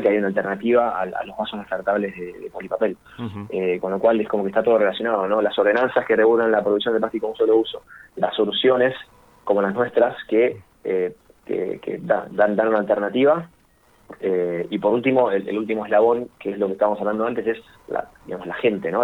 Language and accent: Spanish; Buenos Aires, Argentina; nosotros somos de Capital Federal